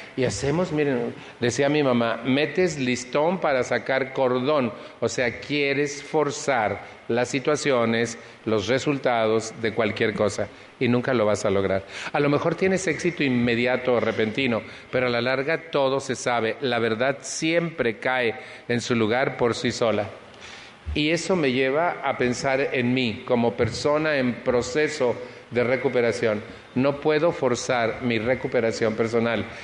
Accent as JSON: {"language": "Spanish", "country": "Mexico", "moved": "yes"}